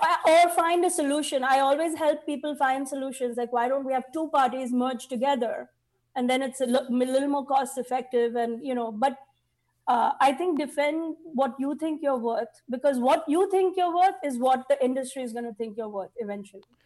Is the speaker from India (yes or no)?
yes; India; now in United States; I have so many kids because I'm Indian